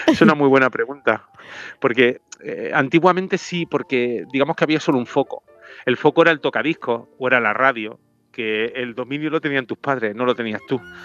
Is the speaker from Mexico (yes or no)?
no; Granada, Andalusia, Spain; moved away; Mi tierra